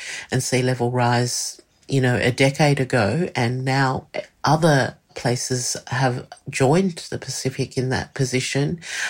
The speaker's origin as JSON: {"language": "English", "country": "Australia", "said": "using the power that I have as an Australian to do that."}